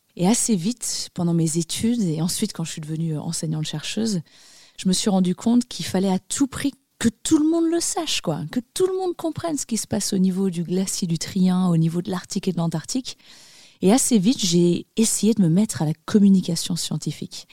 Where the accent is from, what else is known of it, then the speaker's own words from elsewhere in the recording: Annecy, Auvergne-Rhône-Alpes, France; J'ai grandi dans les Alpes. Je suis née à Annecy, en Haute-Savoie